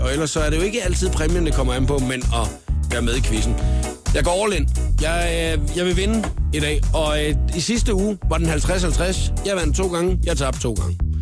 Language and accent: Danish; Funen, Southern Denmark, Denmark; jeg er fra Fyn